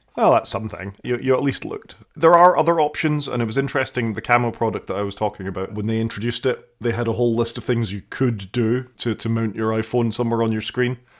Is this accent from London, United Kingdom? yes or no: no; Scotland, United Kingdom; being a Scottish person